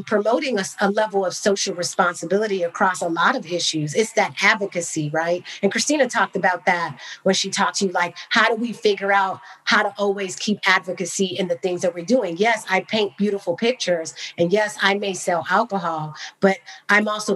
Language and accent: English; Bay Area, California, United States; also born or lived in Cognac, France; I grew up in the Bay Area, spending time in Napa